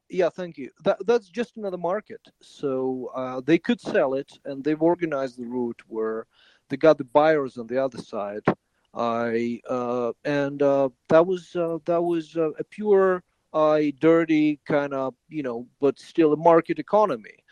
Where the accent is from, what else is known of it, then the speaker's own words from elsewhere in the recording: Ukraine; moved away as an adult; for six years, I was a refugee from Ukraine